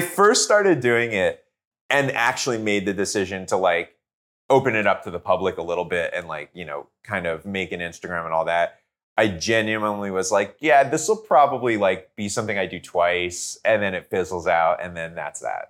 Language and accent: English; New Jersey, United States; now in Los Angeles, United States; I grew up in Jersey